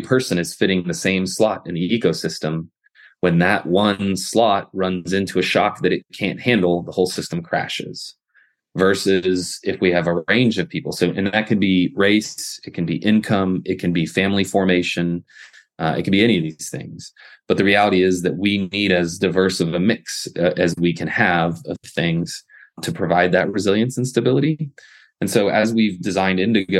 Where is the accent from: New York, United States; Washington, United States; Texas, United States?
Texas, United States; Kingwood; also born or lived in Austin, Texas; I grew up in Kingwood.